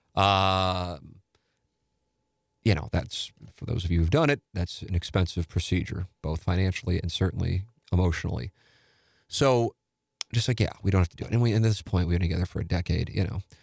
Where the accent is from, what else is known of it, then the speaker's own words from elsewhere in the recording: St. Louis, Missouri, United States; an Irish Catholic from South Saint Louis